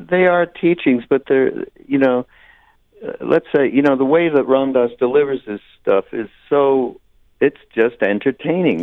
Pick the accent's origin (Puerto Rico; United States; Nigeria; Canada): Canada; Montreal, Quebec; I'm from Montreal, Quebec, Canada